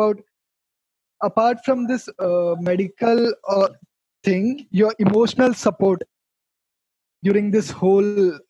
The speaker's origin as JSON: {"language": "English", "town": "Nashik", "region": "Maharashtra", "country": "India", "tie": "born or raised there", "said": "This is my hometown."}